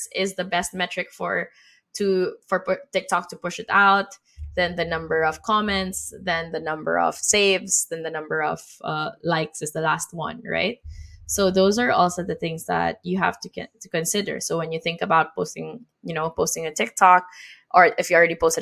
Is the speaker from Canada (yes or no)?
no; Philippines; moved away; my home country in the Philippines.